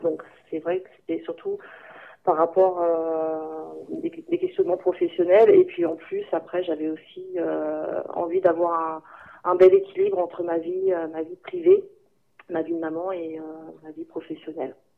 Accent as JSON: {"language": "French", "country": "France", "also_born_or_lived": "Germany", "moved": "yes", "said": "moi, en tant que en tant que française"}